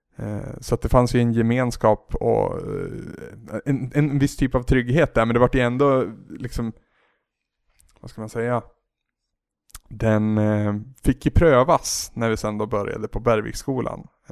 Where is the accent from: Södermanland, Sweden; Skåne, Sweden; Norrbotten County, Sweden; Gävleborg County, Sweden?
Gävleborg County, Sweden; Henninge; also born or lived in Bollnäs / Holmsveden; i en ännu mindre by som heter Henninge. Så där är jag uppvuxen eh, upp till att jag var 15, skulle fylla 16.